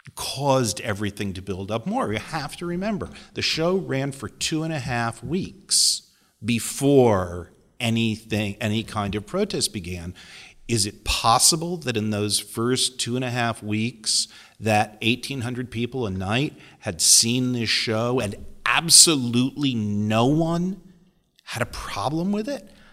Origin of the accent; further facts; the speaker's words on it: near Waterbury, Connecticut, United States; I was from Connecticut. I grew up near Waterbury